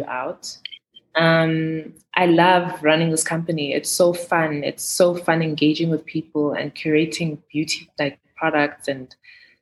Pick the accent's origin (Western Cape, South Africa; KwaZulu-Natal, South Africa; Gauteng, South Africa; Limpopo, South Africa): Gauteng, South Africa; Johannesburg; also born or lived in Sandton; I grew up in Soweto, first 8 years of my life. And then I moved to the Burbs with my mom.